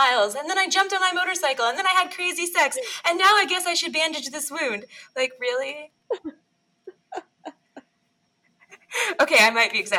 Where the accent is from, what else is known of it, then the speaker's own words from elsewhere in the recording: Bangor, Maine, United States; the Briar Patch in Bangor, which is my hometown bookstore.